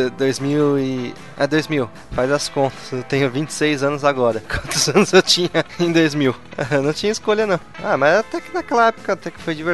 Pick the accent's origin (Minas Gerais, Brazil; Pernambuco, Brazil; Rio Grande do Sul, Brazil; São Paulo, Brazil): São Paulo, Brazil; Nasci, e Cresci, nasci e cresci em São Paulo, mas eu passava todas as férias aqui.